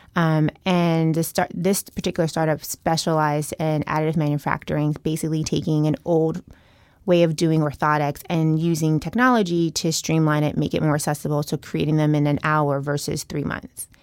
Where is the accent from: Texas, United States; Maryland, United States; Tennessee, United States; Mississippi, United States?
Tennessee, United States; Chattanooga; moved away as an adult; also born or lived in Boston; I grew up in Tennessee, very small town